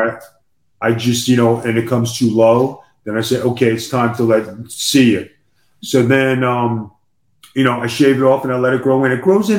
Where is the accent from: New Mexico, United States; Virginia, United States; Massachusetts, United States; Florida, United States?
Florida, United States; Tampa; Bye, see you in my hometown in Tampa soon.